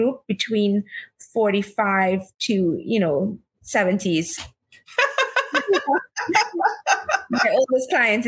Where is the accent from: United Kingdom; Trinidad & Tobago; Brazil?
Trinidad & Tobago; moved away as an adult; now in New York, United States; I am originally from Trinidad and Tobago. I was born and brought up there. And I've been living in New York now for the past 16 plus years.